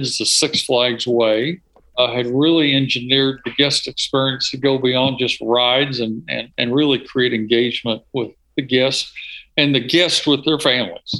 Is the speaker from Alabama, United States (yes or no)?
yes; South Alabama, United States; I grew up in South Alabama